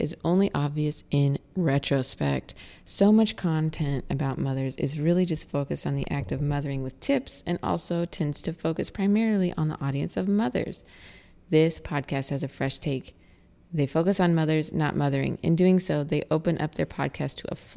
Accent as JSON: {"language": "English", "town": "Indianapolis", "region": "Indiana", "country": "United States", "tie": "born or raised there", "moved": "yes", "said": "I'm moving back to Indianapolis, my hometown"}